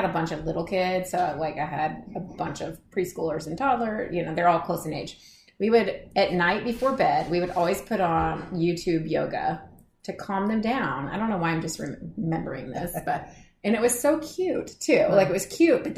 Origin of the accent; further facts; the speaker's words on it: the South, United States; moved away; I'm from the South, where it's hot and humid, and I moved here for a reason